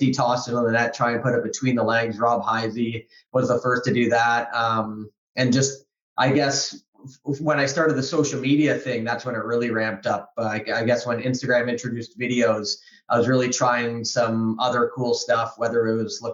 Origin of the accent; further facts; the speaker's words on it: Toronto, Ontario, Canada; I grew up in Toronto, east end of Toronto, and kind of called Riverdale area of Toronto.